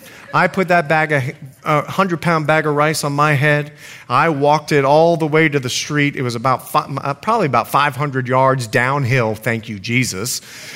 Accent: Bahamas; also born or lived in United States; lived in many countries. In fact, I'm Bahamian. And once you get to know me, I'm more Bahamian than I am American.

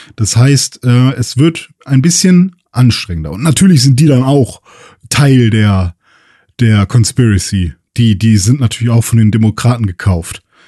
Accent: Germany; bei uns in Deutschland

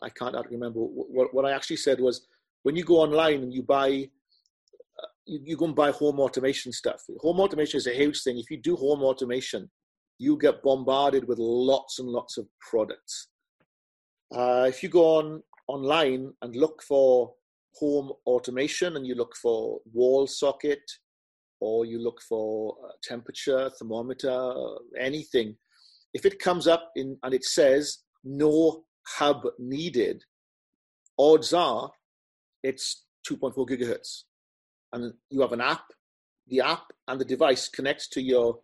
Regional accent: United Kingdom; I'm British

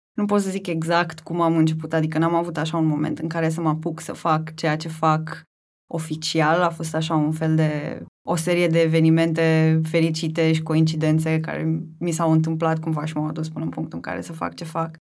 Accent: Tulcea, Tulcea County, Romania; moved away as an adult; now in Bucharest, Romania; în principiu sunt din Tulcea, pentru că acolo mi-am petrecut o mare parte din copilărie, adolescență, cam până să ajung la facultate

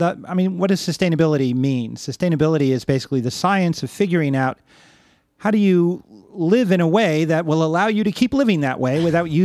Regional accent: Cleveland, Ohio, United States; also born or lived in Long Island; I grew up initially in Cleveland, Ohio, and then on Long Island, in suburban areas where I definitely had access to nature

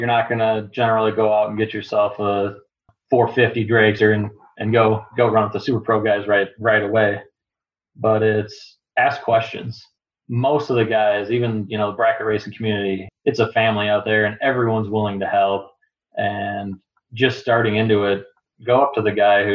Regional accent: Minnesota, United States; Growing up in Minnesota

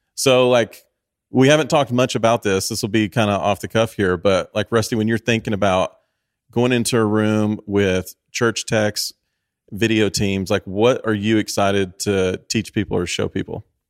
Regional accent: Tennessee, United States; I grew up in Tennessee

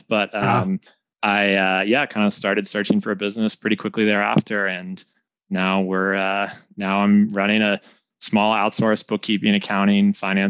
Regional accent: Washington, District of Columbia, United States; moved away as an adult; also born or lived in New York; now in California, United States; So I was born and raised in Washington, D.C. So that's the first place our paths crossed. We're both from the D.C. area. And went to college on the East Coast.

